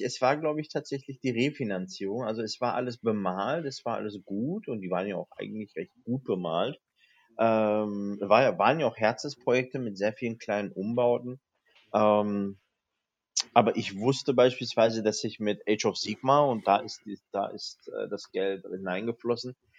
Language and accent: German; North Rhine-Westphalia, Germany; bei uns in Nordrhein-Westfalen